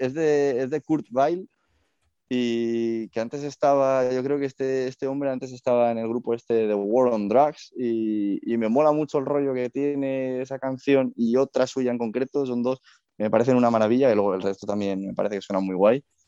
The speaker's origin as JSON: {"language": "Spanish", "town": "Madrid", "region": "Community of Madrid", "country": "Spain", "said": "yo soy, yo soy madrileño"}